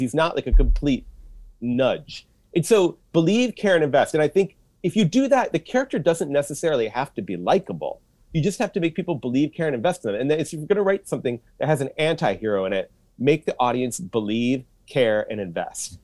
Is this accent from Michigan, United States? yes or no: yes; Troy, Michigan, United States; moved away as an adult; also born or lived in Washington, D.C. / Japan / Indiana; now in Chicago, United States; I grew up in Troy